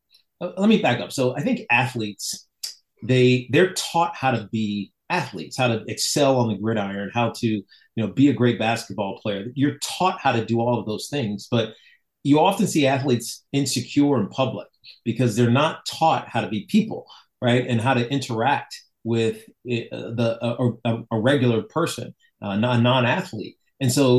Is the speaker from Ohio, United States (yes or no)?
no; Roanoke, Virginia, United States; moved away; I was from Roanoke and my mom and dad were Hokies